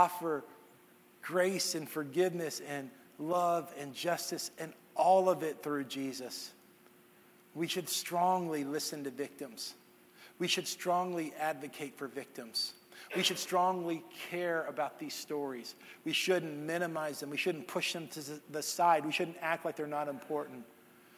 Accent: Texas, United States; moved away; I'm from Texas

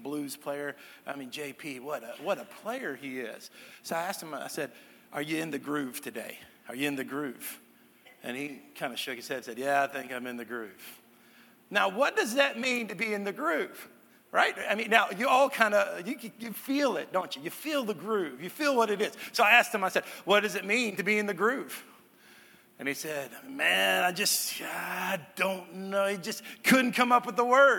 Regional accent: Texas, United States; I grew up in Texas

